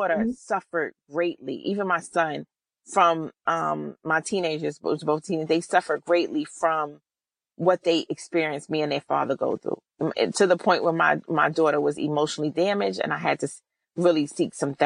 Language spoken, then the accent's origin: English; New York City, New York, United States; I'm from New York City